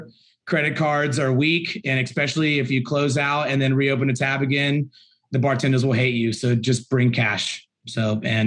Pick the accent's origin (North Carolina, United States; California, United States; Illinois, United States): North Carolina, United States; Charlotte; I am from Charlotte